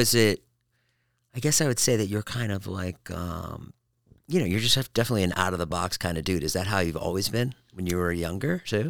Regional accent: Boston, Massachusetts, United States; I grew up in Boston.

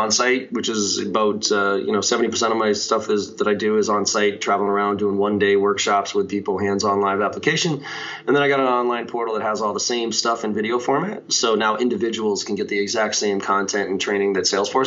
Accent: Boston, Massachusetts, United States; also born or lived in Maryland; I grew up here in Boston, still live here

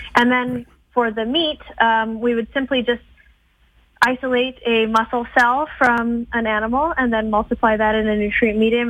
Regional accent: Edmonton, Alberta, Canada; I grew up in Edmonton.

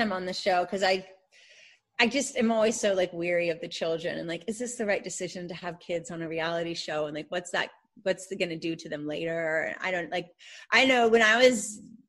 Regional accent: Atlanta, Georgia, United States; also born or lived in New York City; now in Charleston, United States; we used to live down the street from each other in Atlanta when we were growing up in Buckhead

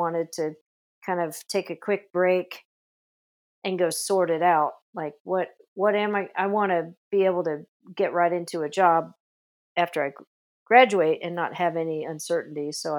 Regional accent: Las Vegas, Nevada, United States; born there; now in California, United States; I was born in Las Vegas initially, but California was really calling my name with all the movies and all the music coming out of California.

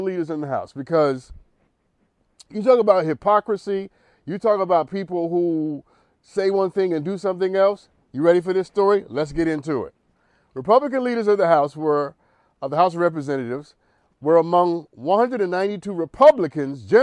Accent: New York City, New York, United States; I'm from Harlem

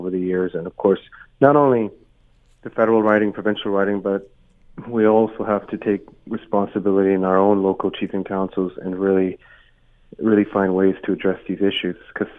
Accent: Canada; as a Canadian and as an artist, particularly an Indigenous person

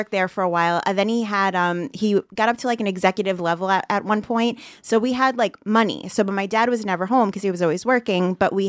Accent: New York City, New York, United States; now in Staten Island, United States; So I grew up in Bensonhurst, Brooklyn.

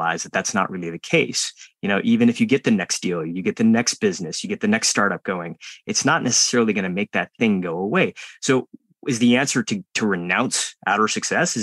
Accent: United States; born or raised there

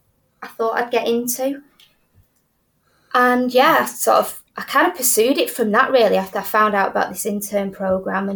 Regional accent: Manchester, North West England, United Kingdom; I'm sort of born and bred in Manchester, went to university here

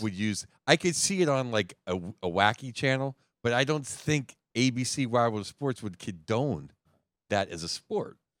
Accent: Pittsburgh, Pennsylvania, United States; I grew up in Pittsburgh

